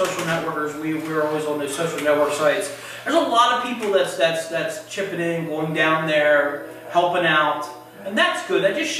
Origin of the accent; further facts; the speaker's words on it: Houston Town, Pennsylvania, United States; moved away; Saturday, I went up to my hometown.